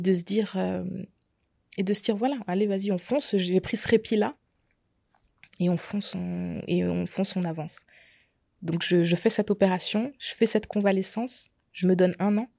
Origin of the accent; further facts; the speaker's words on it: Alsace, Grand Est, France; je suis alsacienne, donc j'ai tout fait en Alsace